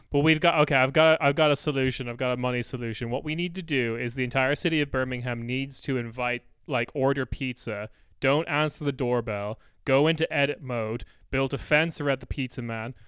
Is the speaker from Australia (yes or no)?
no; Ireland; now in Germany; as an Irish person